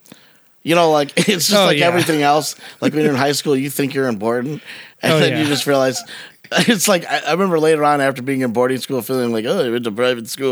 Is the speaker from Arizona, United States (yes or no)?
no; Romeo, Michigan, United States; from Romeo, Michigan